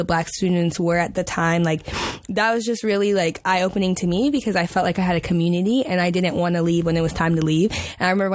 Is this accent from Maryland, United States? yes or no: yes; Maryland, United States; moved away as an adult; I'm from the DMV, so I'm from Maryland